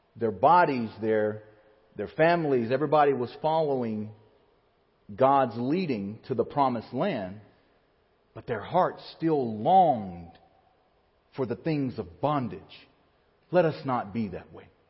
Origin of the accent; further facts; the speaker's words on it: Alabama, United States; moved away as an adult; my hometown in Alabama has the highest point in the state of Alabama, which is Mount Chiha